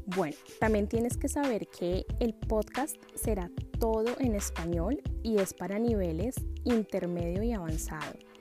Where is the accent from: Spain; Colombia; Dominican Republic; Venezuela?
Colombia; Bogotá; now in London, United Kingdom; soy de Bogotá, la capital de Colombia, y actualmente vivo en Londres, Inglaterra